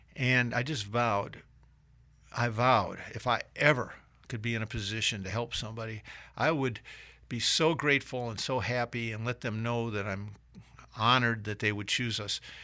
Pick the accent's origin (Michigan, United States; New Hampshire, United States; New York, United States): Michigan, United States; moved away as an adult; also born or lived in Atlanta, Georgia; now in South Carolina, United States; I was from Michigan